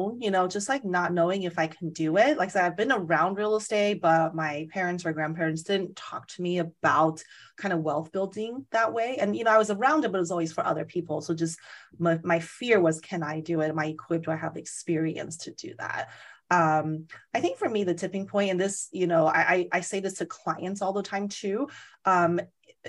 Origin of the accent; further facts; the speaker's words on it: Las Vegas, Nevada, United States; moved away; I'm from Las Vegas originally. And so I know the market, you know, fairly well, because I grew up there, went to college there